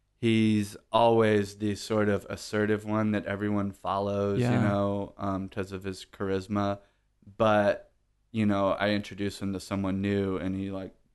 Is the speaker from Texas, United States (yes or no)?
yes; Corpus Christi, Texas, United States; also born or lived in Houston; Yeah, I'm from Corpus.